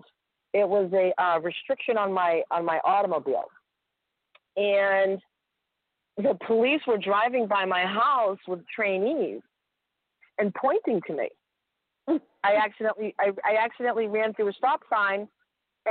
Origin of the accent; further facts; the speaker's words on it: Massachusetts, United States; I'm from Massachusetts, and I'm in Texas